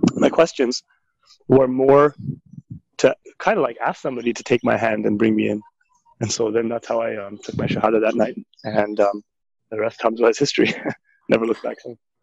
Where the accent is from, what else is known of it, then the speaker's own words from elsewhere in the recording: Markham, Ontario, Canada; moved away as an adult; also born or lived in Toronto, Canada / Jordan / Tarim, Yemen / Trinidad; was born and raised in Toronto, in North York to be exact, and then and spent my formative years in Markham in Ontario, Canada